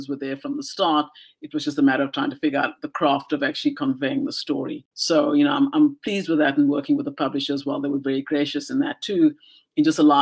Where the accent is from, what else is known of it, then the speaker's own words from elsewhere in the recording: South Africa; moved away as an adult; now in Vancouver, Canada; South Africa and just the society that I had grown up